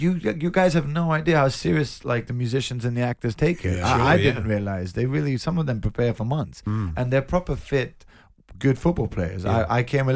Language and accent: English; London, United Kingdom; I'm born and raised in London